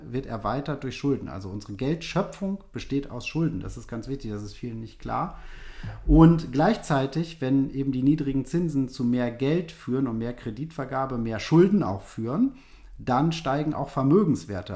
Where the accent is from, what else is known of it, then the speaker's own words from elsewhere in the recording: Germany; bei uns in Deutschland